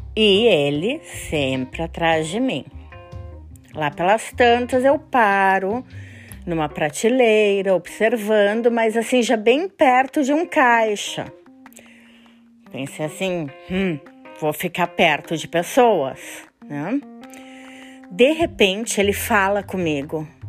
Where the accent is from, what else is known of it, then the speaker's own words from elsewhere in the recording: Brazil; moved away as an adult; faz duas semanas que eu moro aqui e eu sou do Brasil